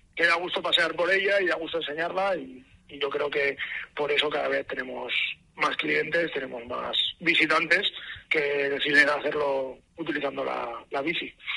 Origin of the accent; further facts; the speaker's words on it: Bilbao, Basque Country, Spain; vivimos bueno, vivimos, somos de Bilbao